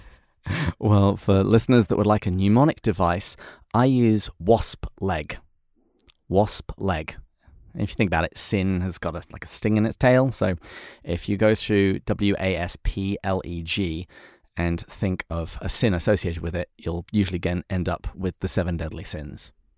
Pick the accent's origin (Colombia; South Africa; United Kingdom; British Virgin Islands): United Kingdom; England; I'm English